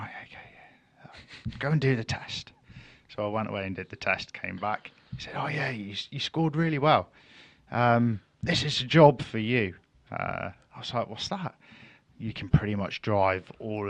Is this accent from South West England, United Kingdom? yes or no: yes; Plymouth, South West England, United Kingdom; I'm kind of from Plymouth, but most of my family are from Cornwall.